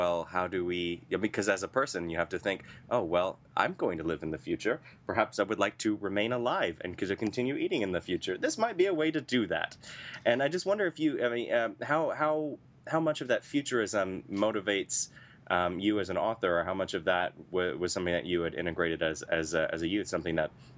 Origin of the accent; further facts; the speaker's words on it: Midwest, United States; also born or lived in Indianapolis, Indiana; growing up in the Midwest, but there's still a tremendous amount of diversity here where I live in Indianapolis